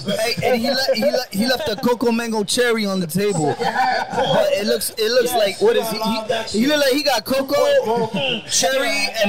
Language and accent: English; New York, United States; I'm from New York.